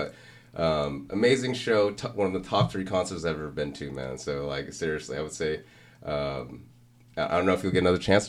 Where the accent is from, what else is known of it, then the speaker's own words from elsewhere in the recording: West Covina, California, United States; also born or lived in San Dimas; I grew up in West Covina basically.